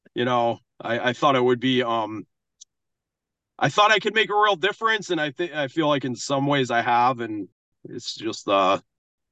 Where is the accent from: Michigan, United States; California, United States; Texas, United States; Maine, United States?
Maine, United States; I grew up in Maine